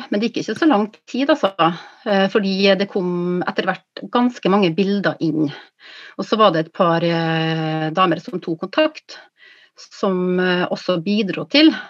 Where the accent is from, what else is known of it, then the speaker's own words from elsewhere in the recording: Kristiansund, Møre og Romsdal, Norway; Ja, jeg kommer fra Kristiansund. Jeg er født der, så jeg er født på fødeavdelinga